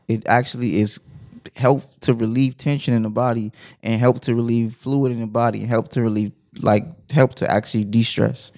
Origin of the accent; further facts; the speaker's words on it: Compton, California, United States; I'm from Compton